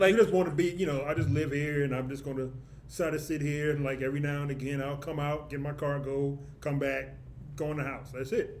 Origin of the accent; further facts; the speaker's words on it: Chicago, Illinois, United States; also born or lived in Rogers Park, Chicago; I grew up like a couple blocks from the South Shore Cultural Center